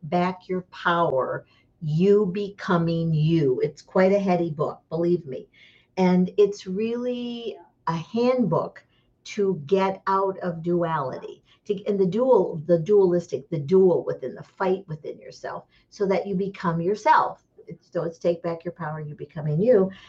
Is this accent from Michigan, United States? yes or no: yes; Michigan, United States; moved away as an adult; now in Scottsdale, Arizona, United States; I grew up in Michigan